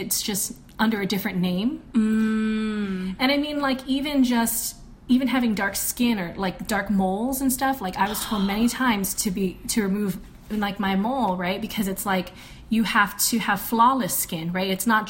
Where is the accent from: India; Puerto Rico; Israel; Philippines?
Philippines; we're all Filipino.